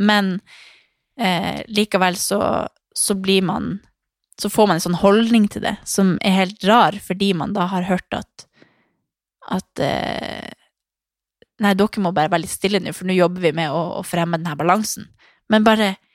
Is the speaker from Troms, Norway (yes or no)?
yes; Harstad, Troms, Norway; hjemme i Harstad